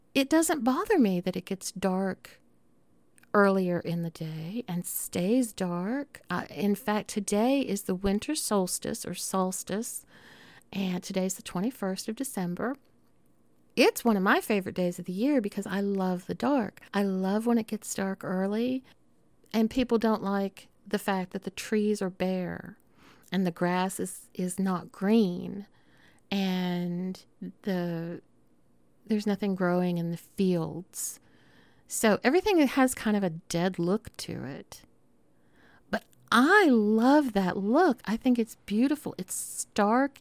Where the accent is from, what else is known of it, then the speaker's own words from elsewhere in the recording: Southern United States, United States; accent: Southern; my Southern accent